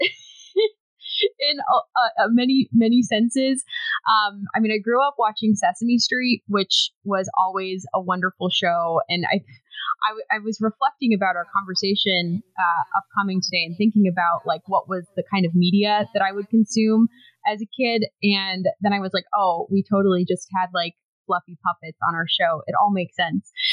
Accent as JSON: {"language": "English", "town": "Kansas City", "region": "Missouri", "country": "United States", "tie": "born or raised there", "also_born_or_lived": "Springfield, Missouri / San Antonio, Texas / Austin, Texas", "moved": "as an adult", "said": "I grew up in the Kansas City area, so I was born in Springfield, Missouri, but my parents moved when I was a baby to the Kansas City area"}